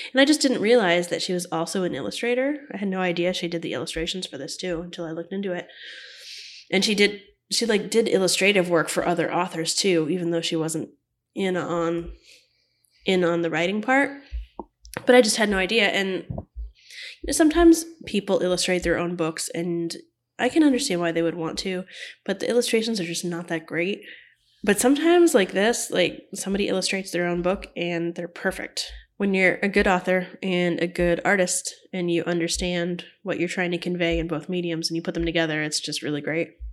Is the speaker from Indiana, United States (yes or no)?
no; Florida, United States; when I was little, um, I lived in Florida